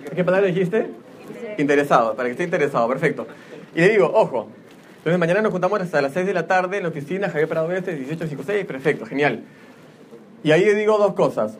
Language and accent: Spanish; Peru